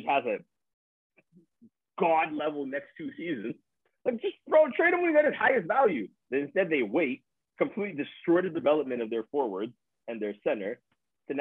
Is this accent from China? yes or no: no; Nigeria; me being Nigerian